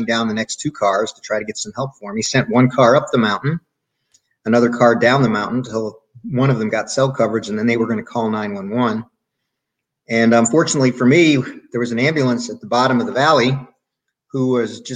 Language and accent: English; United States; get back to US to get some healthcare in my home country